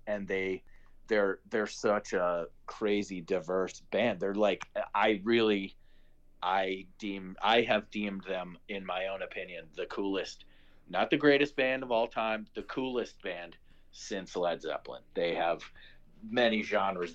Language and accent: English; Chicago, Illinois, United States; moved away as an adult; now in Costa Rica; I was born and raised in Chicago